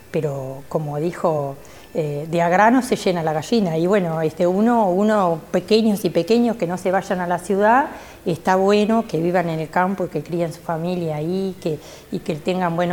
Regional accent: Quebrada de los Cuervos, Treinta y Tres, Uruguay; yo soy de la Quebrada de los Cuervos, vivo a 8 kilómetros del área protegida, eh, se llama Cerro Colorado

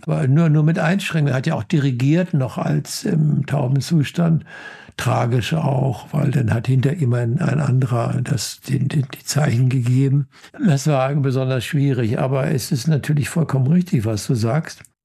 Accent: Germany; ich bin gerne Deutscher. Ja, ich bin, ich finde die deutsche Sprache wunderbar und ich bin gerne Deutscher.

